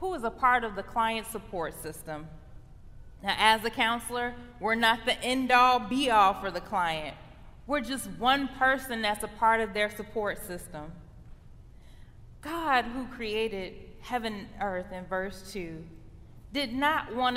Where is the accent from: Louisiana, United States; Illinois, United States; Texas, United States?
Illinois, United States; Chicago; now in Michigan, United States; I'm from the Chicago area